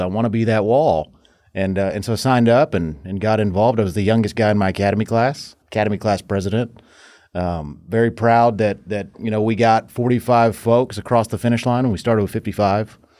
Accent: Fort Worth, Texas, United States; also born or lived in Maryland / North Carolina; I was born and raised right here in Fort Worth in Tarrant County

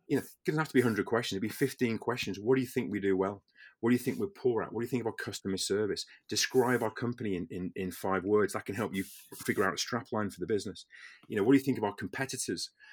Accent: the Wirral, Merseyside, North West England, United Kingdom; I'm from the Wirral originally, the Merseyside

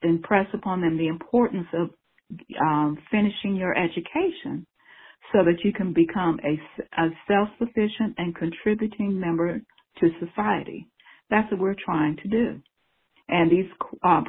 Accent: Cincinnati, Ohio, United States; also born or lived in Lincoln Heights, Ohio / Evanston, Cincinnati; I was born in Lincoln Heights, and then my parents bought our first house, and we moved to Evanston, and then we moved to Avondale. So that's where I grew up

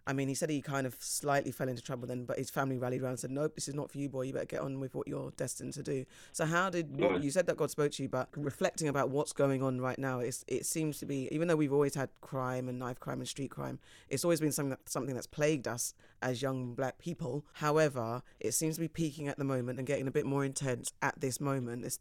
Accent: London, United Kingdom; I grew up in Tooting.

